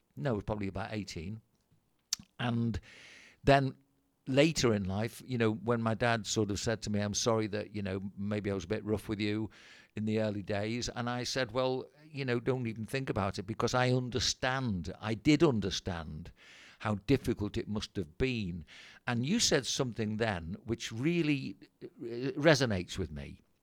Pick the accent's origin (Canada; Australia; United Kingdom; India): United Kingdom; England; I'm English, that's what I am